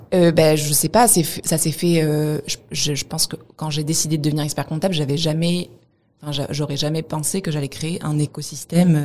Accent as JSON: {"language": "French", "town": "Montpellier", "region": "Occitania", "country": "France", "said": "je viens de Montpellier"}